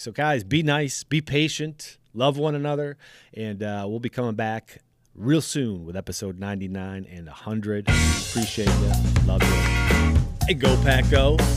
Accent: Racine, Wisconsin, United States; I'm from Racine, Wisconsin, which is the city below Milwaukee, Wisconsin

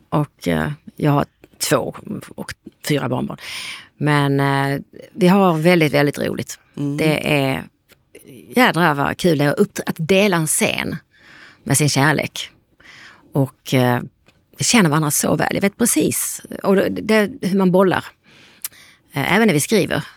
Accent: Lund, Skåne, Sweden; Vi är ju från Lund båda två

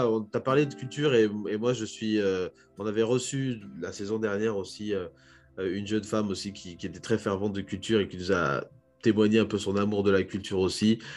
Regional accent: DR Congo; en tant que Congolais, on peut se projeter

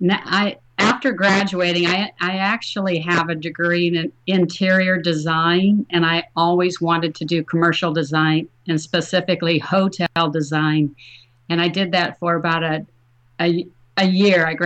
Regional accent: Plano, Texas, United States; Hi, thank you so much. Here from Plano, Texas, that was recently voted voted one of the happiest.

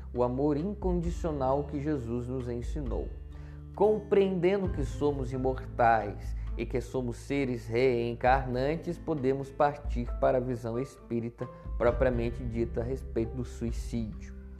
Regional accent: Taubaté, São Paulo, Brazil; sou de Taubaté, interior de São Paulo

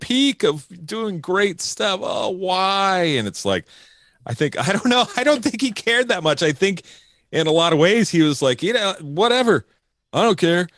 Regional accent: New Jersey, United States; now in California, United States; I'm from New Jersey

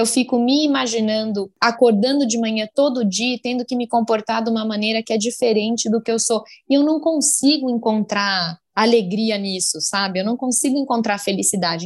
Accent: Brazil; eu sou brasileira com mega orgulho

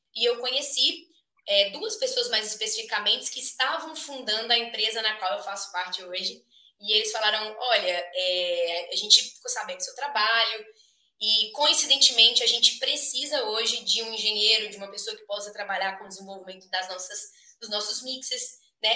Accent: Minas Gerais, Brazil; moved away as an adult; now in United States; sou natural de Minas Gerais, da terra do pão de queijo

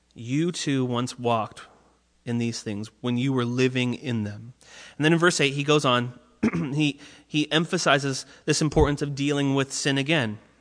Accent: Orange County, California, United States; I grew up in Orange County where I was on the water a lot

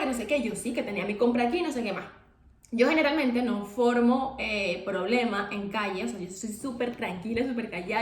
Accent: Venezuela; nosotros somos de Venezuela

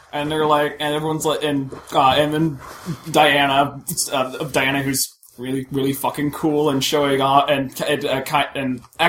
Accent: United States; I'm from America

